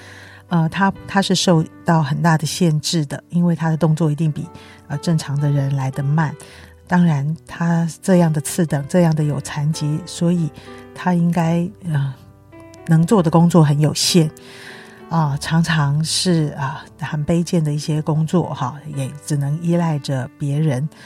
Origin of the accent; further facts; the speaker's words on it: China; 报应这两个字，的确是我们中国人也蛮有的想法